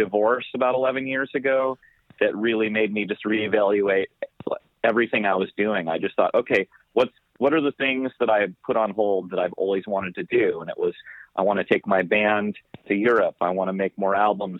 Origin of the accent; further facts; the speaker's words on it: Corvallis, Oregon, United States; I grew up on a goat farm in the woods outside of Corvallis, Oregon.